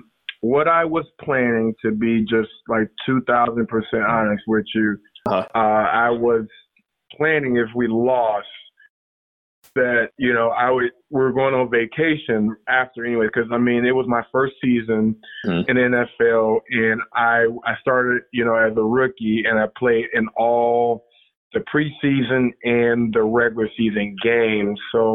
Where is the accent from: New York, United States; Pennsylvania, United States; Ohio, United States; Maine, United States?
Ohio, United States; now in Macomb, United States; I am from Ohio, but no, I live in Macomb, Michigan.